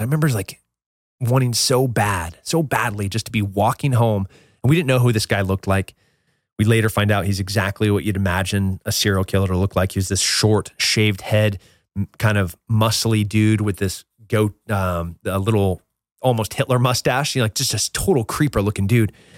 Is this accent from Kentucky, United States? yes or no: no; Central California, United States; I grew up in Central California